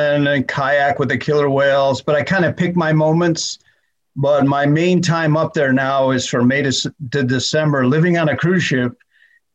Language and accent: English; Cleveland, Ohio, United States; moved away; when I was a little boy growing up in Cleveland, Ohio